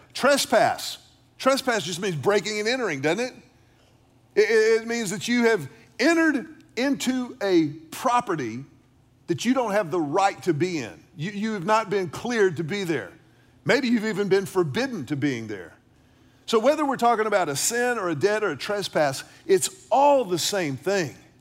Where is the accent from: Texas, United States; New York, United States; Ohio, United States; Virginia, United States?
Texas, United States; Houston; growing up in Houston with grandparents who lived in Beaumont, deep in Southeast Texas